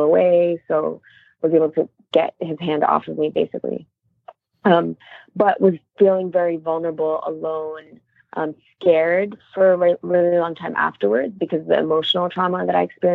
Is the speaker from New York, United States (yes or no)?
yes; New York City, New York, United States; I grew up in Queens, New York